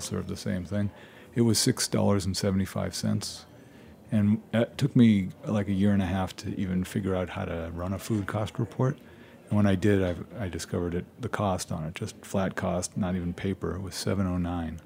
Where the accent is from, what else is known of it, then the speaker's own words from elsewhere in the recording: New York City, New York, United States; also born or lived in Worcester, Massachusetts; now in Maine, United States; originally from I was born in Flushing.